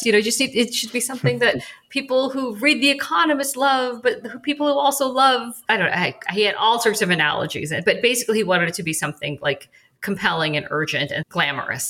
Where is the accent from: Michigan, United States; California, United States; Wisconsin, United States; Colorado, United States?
Colorado, United States; moved away as an adult; also born or lived in New York; I grew up in Colorado, which is middle of the country, United States.